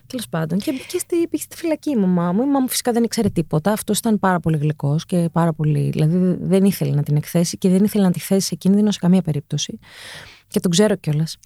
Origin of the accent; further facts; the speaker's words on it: Athens, Attica, Greece; also born or lived in Cholargos; Γεννήθηκα ε, σε ένα μευτήριο το Ήρα, στο Χολαργό. Ναι. Ε, μεγάλωσα στο Παγκράτη.